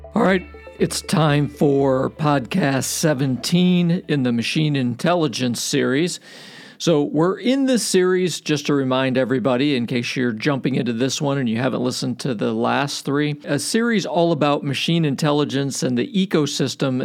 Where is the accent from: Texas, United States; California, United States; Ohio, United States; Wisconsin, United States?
Ohio, United States; Cleveland; I grew up in Cleveland.